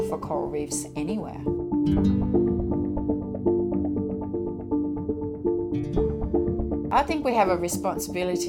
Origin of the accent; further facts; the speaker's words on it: Denmark; moved away as an adult; I'm from Denmark. The wilderness is about the same square area as like highways. So there's not a lot of wilderness there. So I left after high school